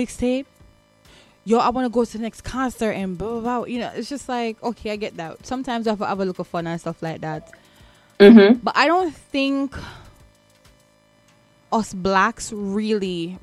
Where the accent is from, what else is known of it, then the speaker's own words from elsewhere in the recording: Jamaica; also born or lived in New Jersey; now in United States; Growing up, I was bullied, not necessarily for being Black, but for being Jamaican